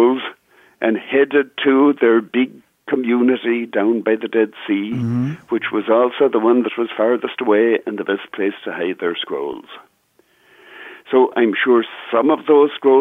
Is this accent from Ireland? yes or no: yes; Ireland; now in United States; I'm not Irish American, Pat. I'm Irish